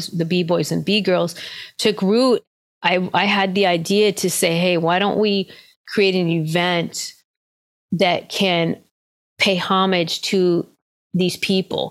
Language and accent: English; Denver, Colorado, United States; growing up in the 70s, a multicultural and ethnic person who just didn't necessarily feel like I really fit in anywhere growing up in Denver